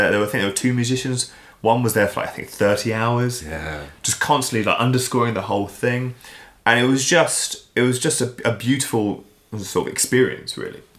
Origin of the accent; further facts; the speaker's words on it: England, United Kingdom; "Hello, I'm …. I'm English, um